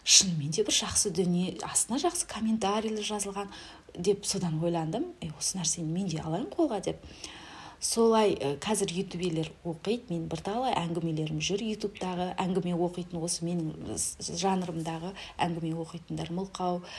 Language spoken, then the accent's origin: Kazakh; Kazaly, Kyzylorda Region, Kazakhstan; moved away as an adult; now in Aral, Kazakhstan; қазалының қызымын өзім аралға тұрмысқа шықтым